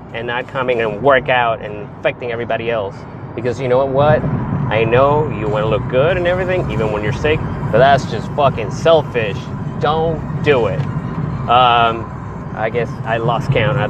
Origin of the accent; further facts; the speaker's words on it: Texas, United States; I'm a Texan. I live in Texas